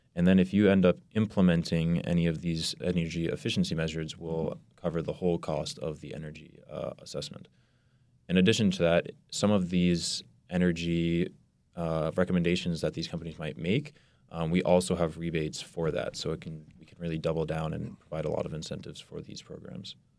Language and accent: English; Burlington, Massachusetts, United States; also born or lived in Reading, Massachusetts; I'm originally from Burlington, Massachusetts, and I actually went to high school in Reading